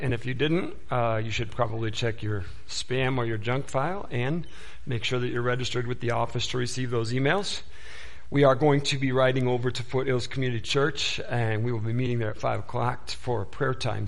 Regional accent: Detroit, Michigan, United States; I was born and raised in the Detroit area, and so Motor City and all

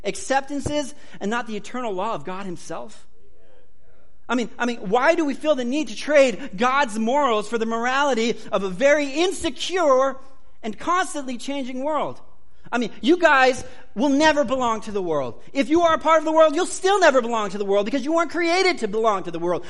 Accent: United States; I'm an American.

